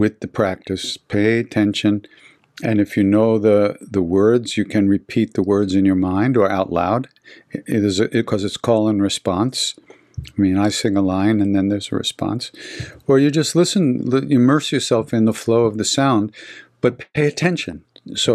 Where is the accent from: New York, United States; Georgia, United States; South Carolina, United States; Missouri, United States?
New York, United States; Long Island; I'm from Long Island